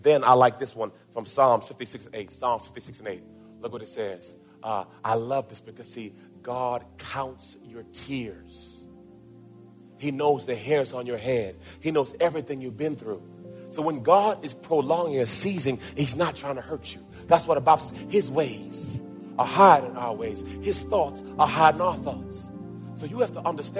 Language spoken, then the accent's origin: English; Jamaica; I was born in Jamaica